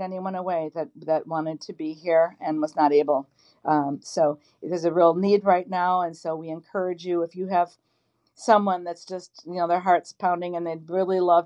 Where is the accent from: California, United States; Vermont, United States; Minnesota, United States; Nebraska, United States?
Minnesota, United States; Minneapolis; moved away as an adult; also born or lived in New York; we were born and raised in North Minneapolis, my five sisters, Sue, Amy, Lori, Janie, and myself